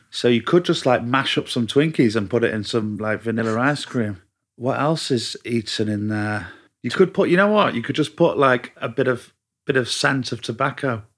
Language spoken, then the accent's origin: English; Manchester, North West England, United Kingdom; moved away; Half Mancunian.